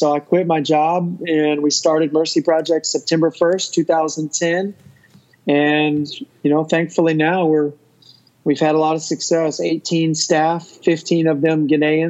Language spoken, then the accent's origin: English; Texas, United States; my home state of Texas